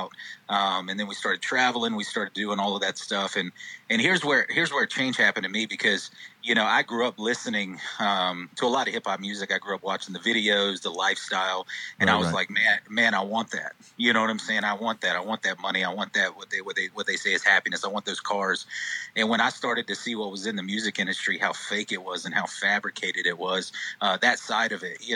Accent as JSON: {"language": "English", "region": "the North Carolina coast", "country": "United States", "tie": "born or raised there", "also_born_or_lived": "Charlotte, North Carolina", "lives_now": "Mebane, United States", "said": "I was born in Charlotte, grew up at the coast, and now I'm planted in Mebane"}